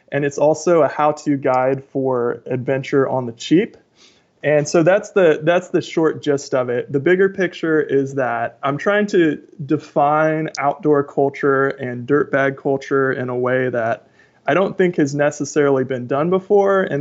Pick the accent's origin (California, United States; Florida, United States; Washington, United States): Washington, United States; Tacoma; I am from Tacoma, Washington.